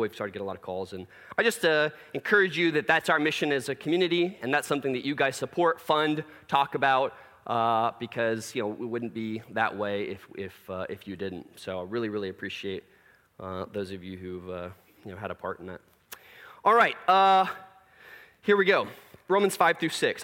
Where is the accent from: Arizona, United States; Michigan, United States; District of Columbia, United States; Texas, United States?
Texas, United States; Plano; growing up in Plano